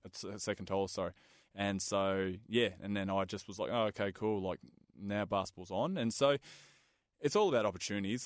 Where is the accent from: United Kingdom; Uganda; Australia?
Australia; Perth, Western Australia; I grew up in Balga, so my yep. uh, family immigrated from Hungary